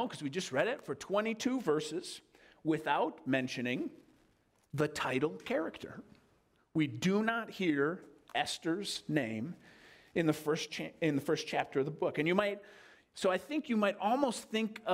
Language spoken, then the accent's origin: English; United States; as American citizens